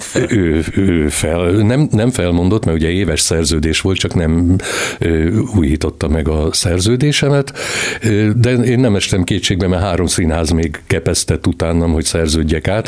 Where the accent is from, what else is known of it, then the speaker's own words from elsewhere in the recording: Transylvania, Romania; én Erdélyben születtem